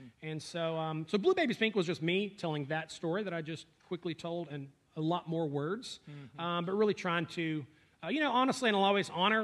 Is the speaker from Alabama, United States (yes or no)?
yes; North Alabama, United States; grew up in North Alabama.